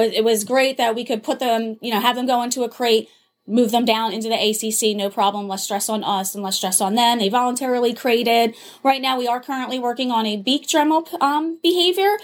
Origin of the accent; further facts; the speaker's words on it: New Jersey, United States; moved away as an adult; also born or lived in Minnesota; I grew up in South Jersey